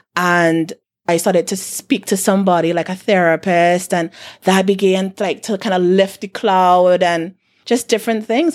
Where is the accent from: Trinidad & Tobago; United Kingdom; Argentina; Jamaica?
Trinidad & Tobago; South Trinidad; I'm from South